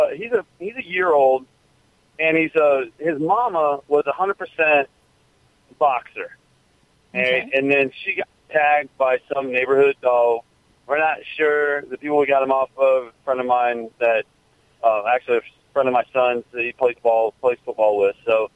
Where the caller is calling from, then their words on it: Weeki Wachee, Florida, United States; Calling from Wikiwaki, Florida.